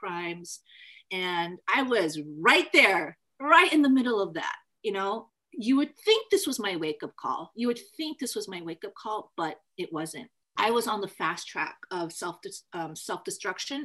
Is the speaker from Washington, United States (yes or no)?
yes; Federal Way, Washington, United States